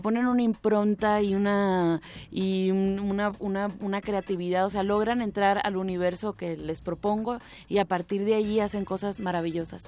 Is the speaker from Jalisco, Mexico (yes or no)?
no; Tijuana, Baja California, Mexico; moved away as an adult; also born or lived in Havana, Cuba; now in Guadalajara, Mexico; nací en La Habana. Em, ahí crecí hasta prácticamente como hasta los 10 años más o menos. Luego me fui a Tijuana